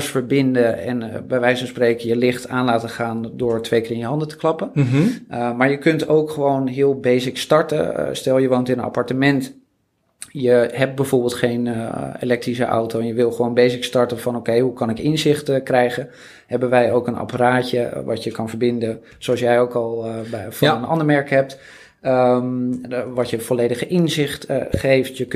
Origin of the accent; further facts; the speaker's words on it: Netherlands; We zijn toch Nederlanders